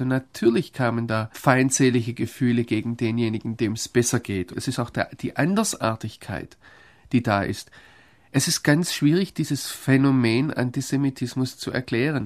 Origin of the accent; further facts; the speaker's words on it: Germany; ich Deutscher bin